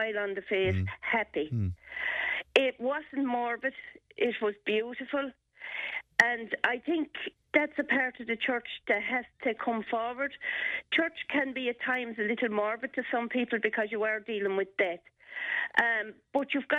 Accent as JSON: {"language": "English", "region": "Tipperary", "country": "Ireland", "tie": "born or raised there", "said": "I was brought up in Pecan, so it'd be down from Kearney Commons"}